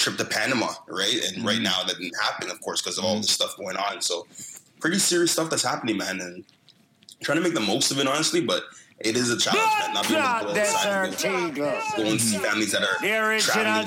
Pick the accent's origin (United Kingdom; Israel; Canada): Canada; Brampton, Ontario; growing up in Brampton